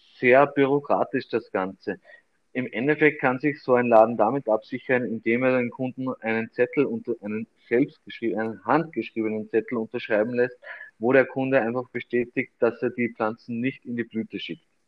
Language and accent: German; Austria; hier bei uns in Österreich